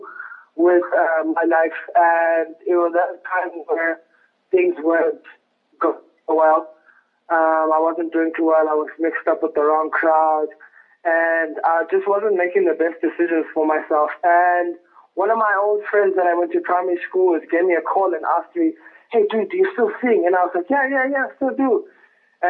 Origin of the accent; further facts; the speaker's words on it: Lesotho; also born or lived in South Africa / Bloemfontein, South Africa / Durban, South Africa; now in Johannesburg, South Africa; I'm actually originally from Lesotho, in a village called Lekokwane, Tiani.